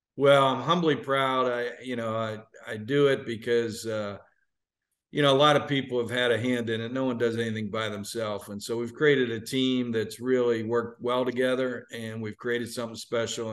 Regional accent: Pittsburgh, Pennsylvania, United States; moved away as an adult; now in Atlanta, United States; growing up in Pittsburgh

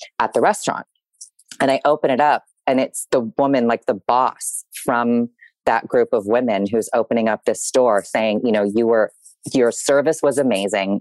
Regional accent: San Diego, California, United States; moved away as an adult; also born or lived in New York; I was born and raised in San Diego

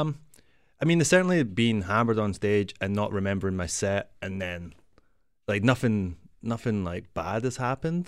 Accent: Glasgow, Scotland, United Kingdom; moved away as an adult; now in Toronto, Canada; I'm from Glasgow

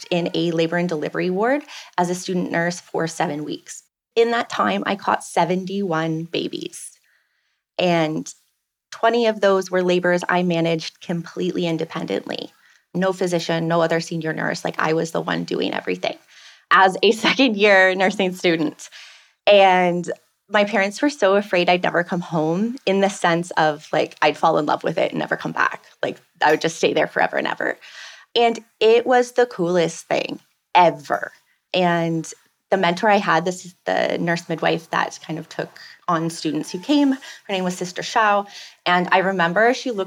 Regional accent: Belleville, Ontario, Canada; moved away as an adult; also born or lived in Ottawa; now in Carriacou, Grenada; I was born and raised in Belleville

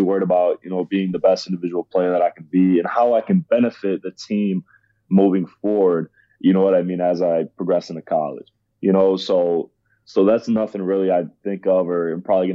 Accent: Ohio, United States; I grew up in Ohio

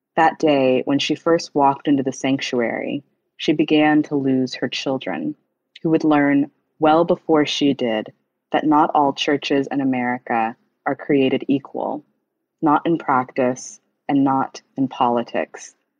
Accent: Huntsville, Alabama, United States; I grew up quite similarly to Gifty in the Pentecostal church um, in Alabama

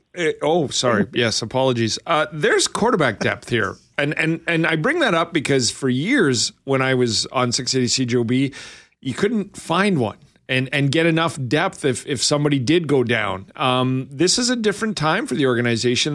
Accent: Lethbridge, Alberta, Canada; moved away; I'm from Lethbridge

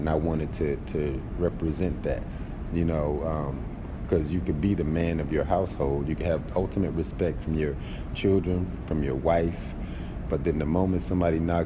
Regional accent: D.C., Northern Virginia area, United States; moved away as an adult; now in Brooklyn, United States; I actually grew up in the D.C., Northern Virginia area

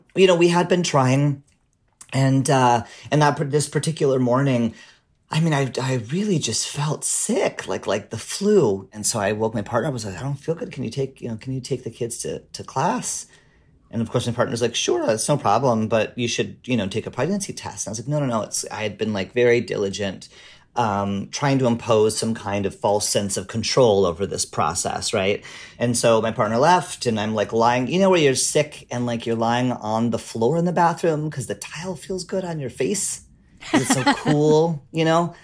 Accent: Canada; now in Portland, United States; I'm a Canadian immigrant to the U.S.

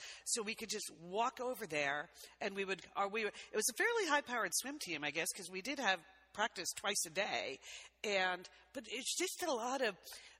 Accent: Connecticut, United States; We grew up in Connecticut.

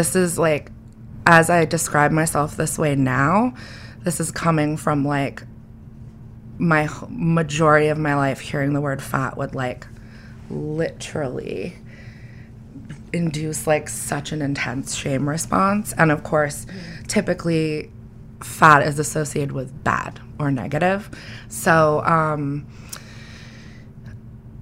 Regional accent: New England, United States; I grew up in New England where for some reason almost everyone looks the fucking same

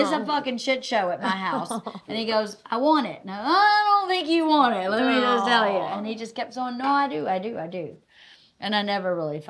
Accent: Georgia, United States; No, I was born in Georgia.

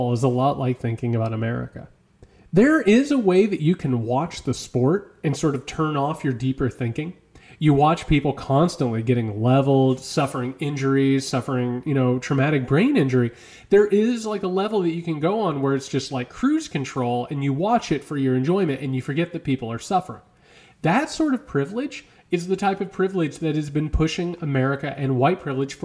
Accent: Midwest, United States; moved away; I'm from the Midwest.

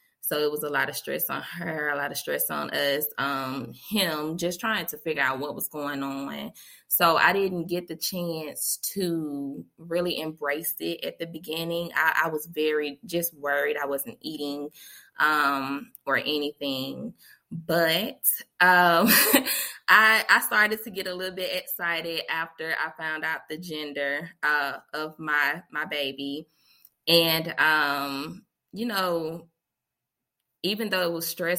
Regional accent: Montgomery, Alabama, United States; I am from Montgomery, Alabama, born and raised

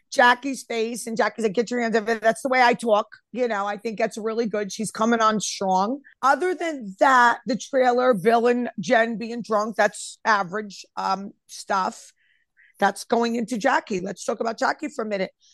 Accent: Elmwood Park, New Jersey, United States; I'm from Elmwood Park

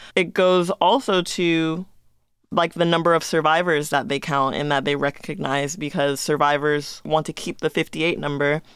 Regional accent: Las Vegas, Nevada, United States; Ever since I've been living and growing up in Las Vegas

